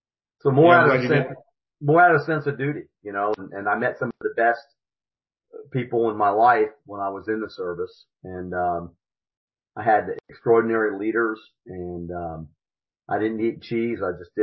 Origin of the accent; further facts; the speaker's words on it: Stuttgart, Baden-Württemberg, Germany; born there; Well, I was born an Army brat. My dad was stationed in Germany, and my sister was born there too. I was born in Stuttgart.